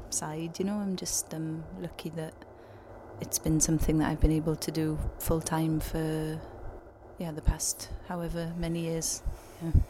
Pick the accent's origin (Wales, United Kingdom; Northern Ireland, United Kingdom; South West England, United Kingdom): Wales, United Kingdom; I grew up um, in the middle of nowhere really and would spend my weekends walking my goat in the woods